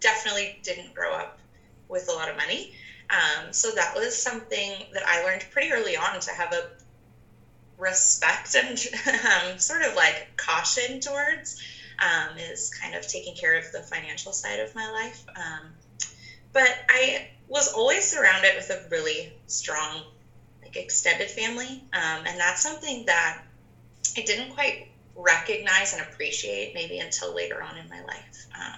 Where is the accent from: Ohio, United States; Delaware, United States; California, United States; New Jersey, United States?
California, United States; Fountain Valley; born there; I was actually born in Southern California. In a little town called, I was born in Fountain Valley. So it's right near Garden Grove in Orange County.